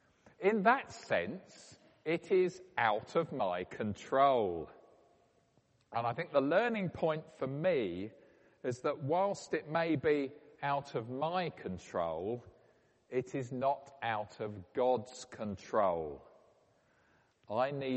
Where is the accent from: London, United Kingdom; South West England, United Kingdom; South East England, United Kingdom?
South East England, United Kingdom; Woking; my hometown of Woking